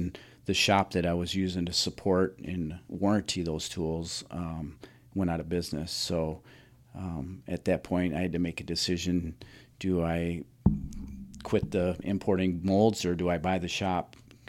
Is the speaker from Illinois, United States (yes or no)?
yes; Roscoe, Illinois, United States; Yeah, I'm from Roscoe. I went to Hononega. Okay. I graduated from Hononega, and I've lived in Roscoe my entire life.